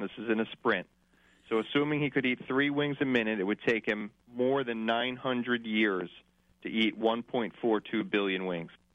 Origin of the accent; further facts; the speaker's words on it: Northeast, just outside the Philadelphia area, Pennsylvania, United States; I'm from the Northeast, um, just outside of the Philadelphia area